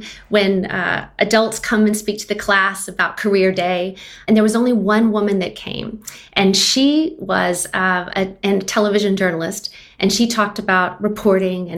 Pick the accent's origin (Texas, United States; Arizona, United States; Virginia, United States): Texas, United States; Austin; So I'm based in Austin now. I'm actually from Austin, which is rare in a city that's growing as fast as it is.